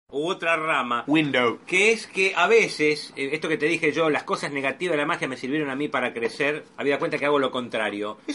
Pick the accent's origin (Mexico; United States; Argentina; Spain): Argentina; Soy un eh, argentino típico.